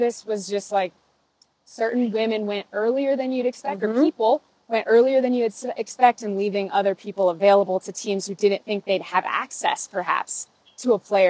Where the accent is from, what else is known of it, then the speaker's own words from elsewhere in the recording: Aspen, Colorado, United States; My hometown, and not only Aspen, Colorado, but we are specifically in the John Denver Sanctuary.